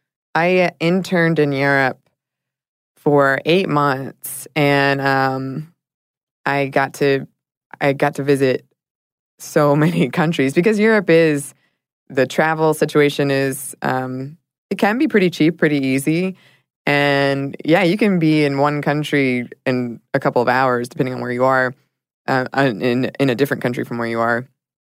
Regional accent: Ireland; I am Irish, and as Ireland is a very small country, the vast majority of people have passports

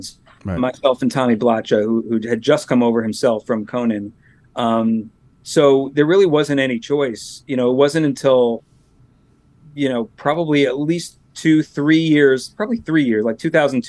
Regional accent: Long Island, New York, United States; growing up on Long Island

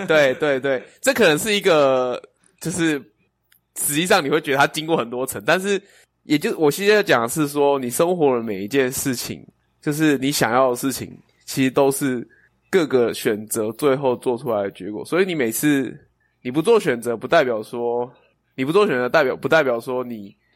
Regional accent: Chiayi, Taiwan; moved away; 我的， 我的故乡在嘉义

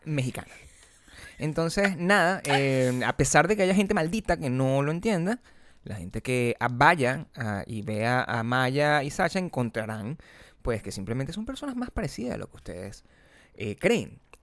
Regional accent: Venezuela; yo soy venezolano

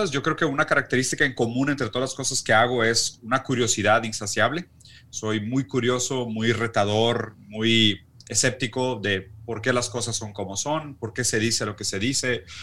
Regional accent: Mexico; also born or lived in Brazil; yo soy brasileño que creció en México

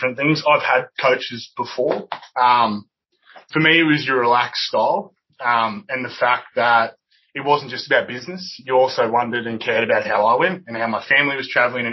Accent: Toowoomba, Queensland, Australia; I'm from Toowoomba. I'm a country boy

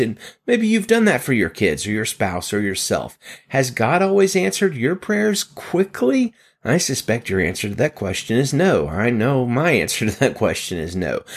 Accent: Pittsburgh, Pennsylvania, United States; my hometown, Pittsburgh, Pennsylvania

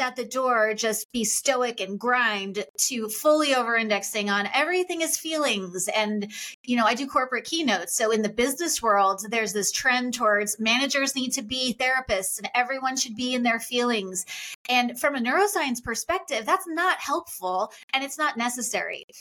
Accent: Long Island, New York, United States; I grew up on Long Island

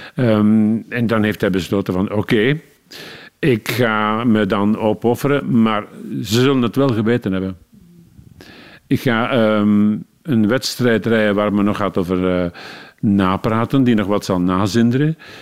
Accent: Leuven, Flanders, Belgium; En als Leuvenaar, ik ben in Leuven geboren

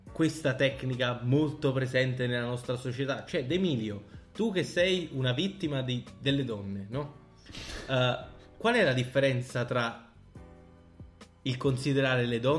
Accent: Italy; accent: Italian; io oggi ho l'accento più italiano del mondo, quindi non vi, non vi focalizzate molto.

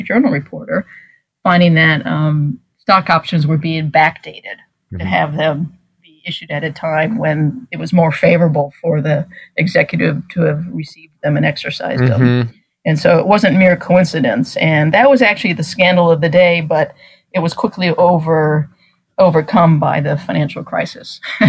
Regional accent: Washington, District of Columbia, United States; You recall that I'm from Washington, home of the world champion Nationals.

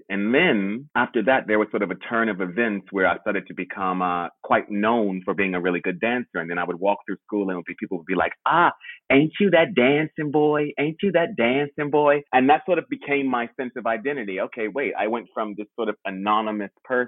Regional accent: Washington, District of Columbia, United States; moved away as an adult; now in London, United Kingdom; I am from Washington, D.C. originally

